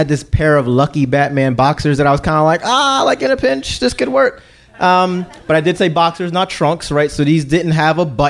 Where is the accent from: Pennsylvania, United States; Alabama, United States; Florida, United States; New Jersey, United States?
Pennsylvania, United States; Philadelphia; I'm from Philly